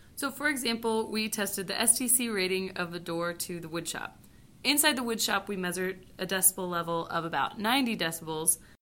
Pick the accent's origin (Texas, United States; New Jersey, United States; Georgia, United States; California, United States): Texas, United States; Houston; I'm from Houston, Texas